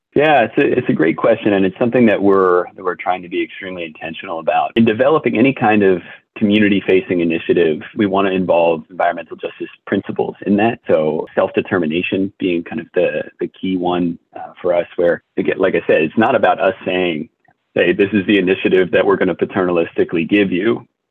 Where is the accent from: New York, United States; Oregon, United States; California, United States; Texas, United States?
New York, United States; as a New Yorker myself